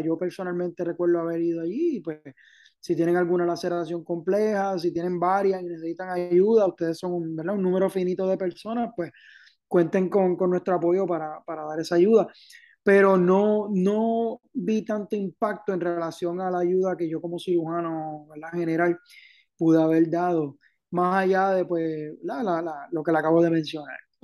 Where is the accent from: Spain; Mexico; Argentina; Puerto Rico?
Puerto Rico; Caguas; moved away as an adult; also born or lived in Santurce; now in Ponce, Puerto Rico; Pues yo originalmente soy de Cagua, Nací en Santurce, me crié en Caguas toda la vida